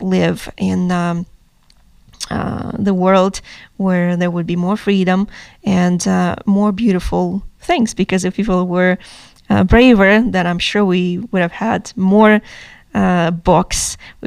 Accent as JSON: {"language": "English", "country": "Ukraine", "moved": "yes", "lives_now": "North America", "said": "I am coming from Ukraine."}